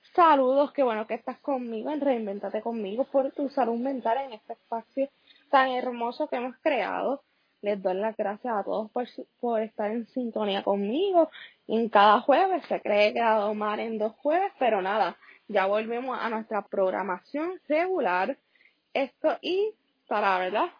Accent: Puerto Rico; los Estados Unidos, en el cual nosotros somos una colonia, o sea, nosotros no tenemos los derechos de un Estado

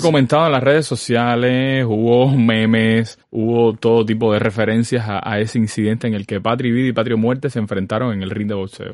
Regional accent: Sagua la Grande, Villa Clara, Cuba; now in Havana, Cuba; Yo soy de Zaguala Grande

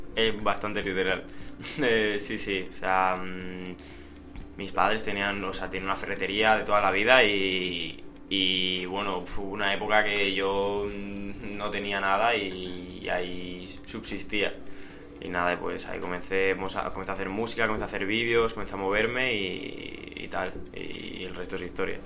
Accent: Santa Coloma de Gramenet, Catalonia, Spain; aquí en Barcelona, de las afueras de Barcelona, soy de Santa Colma de Gramanet

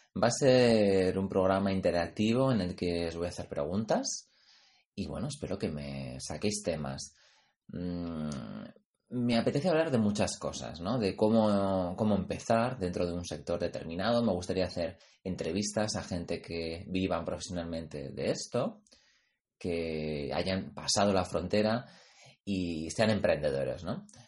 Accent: Pamplona, Navarre, Spain; mi tierra, yo soy de Pamplona

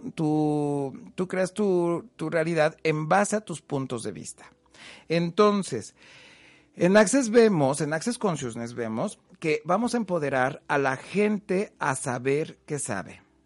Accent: Huamantla, Tlaxcala, Mexico; yo soy de Huamantla, Tlaxcala

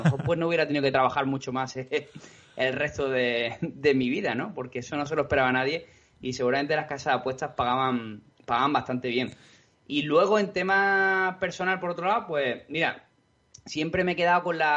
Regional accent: Spain; todos los que somos españoles

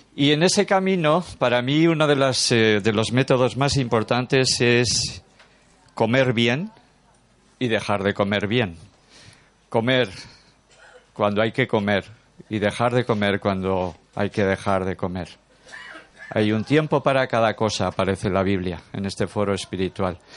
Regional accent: Durango, Basque Country, Spain; soy de Durango, nacido en Durango, a 30 kilómetros

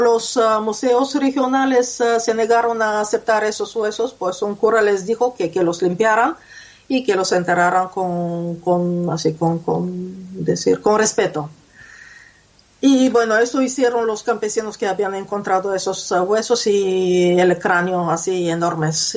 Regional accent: Bulgaria; moved away; mi ciudad natal

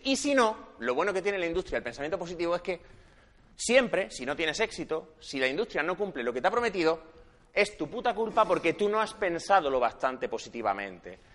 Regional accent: Granada, Andalusia, Spain; moved away as an adult; also born or lived in Madrid; now in Barcelona, Spain; nací en Granada, estudié psicología allí

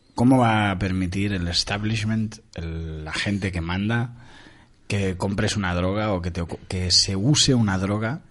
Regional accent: Montevideo, Uruguay; now in Spain; yo nací en Uruguay, en Montevideo, hace muchos años

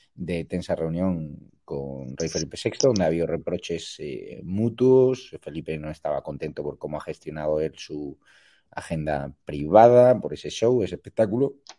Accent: Marbella, Andalusia, Spain; Málaga, eh, mi tierra. Yo soy de Marbella

